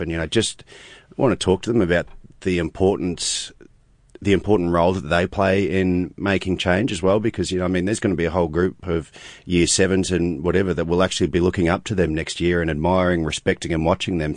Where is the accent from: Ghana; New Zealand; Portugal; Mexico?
New Zealand; being a Kiwi and being, um, a Māori as well